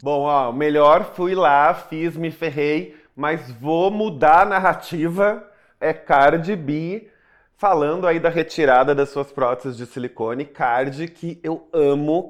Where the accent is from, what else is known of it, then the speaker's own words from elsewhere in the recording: Porto Alegre, Rio Grande do Sul, Brazil; Em Porto Alegre, não tenho o que dizer, minha cidade natal